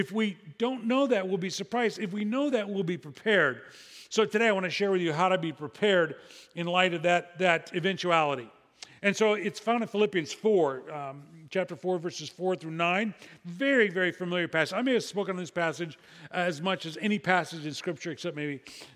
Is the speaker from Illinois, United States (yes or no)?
yes; Illinois, United States; my home state of Illinois